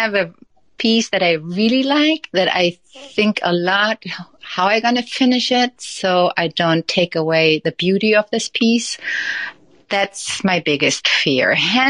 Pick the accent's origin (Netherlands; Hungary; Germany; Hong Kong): Germany; moved away as an adult; now in United States; So we moved from Germany to the U.S., and that was 14 years ago.